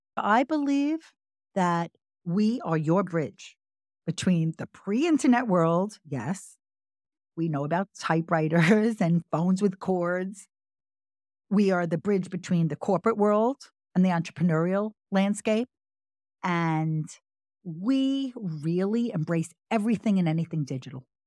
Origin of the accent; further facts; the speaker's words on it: Long Island, New York, United States; also born or lived in Brooklyn / Manhattan; we both were born in Brooklyn, but he mostly grew up in Staten Island, and I grew up in Long Island.